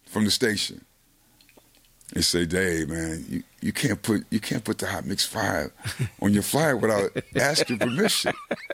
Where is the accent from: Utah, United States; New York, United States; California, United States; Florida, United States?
New York, United States; I was going to be the club kid because I came from New York.